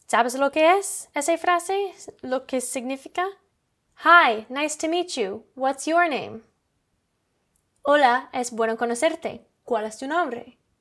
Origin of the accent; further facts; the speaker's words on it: Canada; Spanish is a second language; Oh, I'm from Canada.